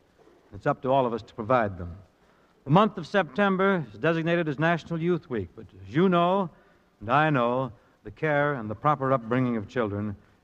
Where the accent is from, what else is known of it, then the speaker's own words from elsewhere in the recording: Spokane, Washington, United States; moved away; my hometown, Spokane, Washington.